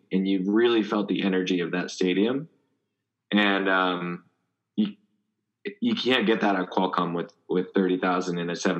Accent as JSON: {"language": "English", "town": "Denver", "region": "Colorado", "country": "United States", "tie": "born or raised there", "moved": "yes", "lives_now": "San Diego, United States", "said": "I grew up in Colorado, so. When I was a kid, Colorado Nebraska was a big rivalry."}